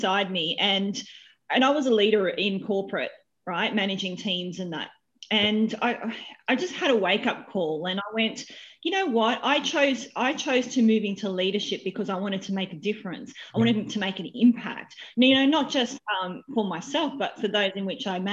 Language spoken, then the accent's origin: English; Wollongong, New South Wales, Australia; moved away as an adult; now in Sydney, Australia; Born and bred in Wollongong.